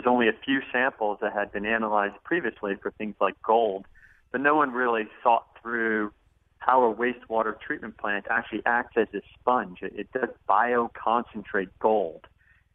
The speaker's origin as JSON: {"language": "English", "region": "Arizona", "country": "United States", "said": "I'm from Arizona, and we have gold mines and silver mines in Arizona"}